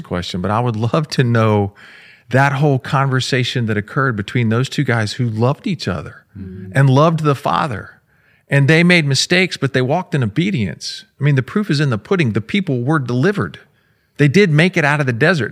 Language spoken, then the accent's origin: English; Florida, United States; I grew up in Florida